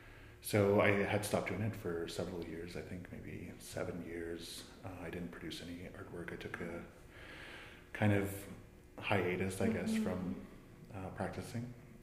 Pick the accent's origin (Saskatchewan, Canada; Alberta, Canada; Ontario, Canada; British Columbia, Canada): Ontario, Canada; Manitoulin Island; also born or lived in Wikwemikong; I'm from Manitoulin Island, originally from Wequemecong, unceded Indian Territory. But I grew up in Chigiing, which is central Manitoulin Island